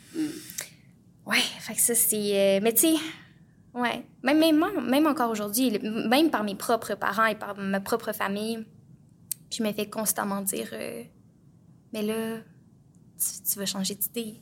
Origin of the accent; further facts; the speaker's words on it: Plessisville, Quebec, Canada; moved away; je viens de Plessisville, euh, donc en région